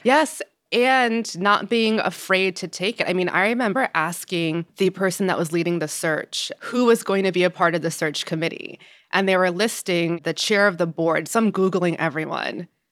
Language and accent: English; Yonkers, New York, United States; also born or lived in New Jersey; I'm from Yonkers, New York